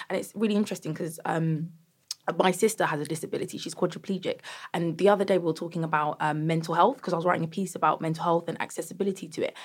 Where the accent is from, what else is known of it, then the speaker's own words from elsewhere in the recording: Croydon, London, United Kingdom; I'm from Croydon